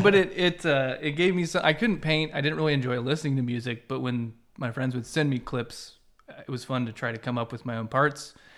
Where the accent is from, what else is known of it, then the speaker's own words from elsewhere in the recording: Central Illinois, United States; I'm from Central Illinois.